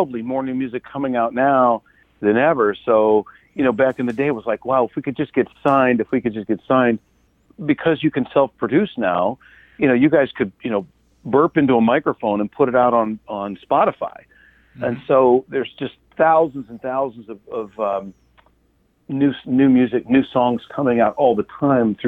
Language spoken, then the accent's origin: English; Cleveland, Akron area, Ohio, United States; moved away; I'm from the Cleveland, Akron area, so I sort of grew up on WMMS in the 70s and 80s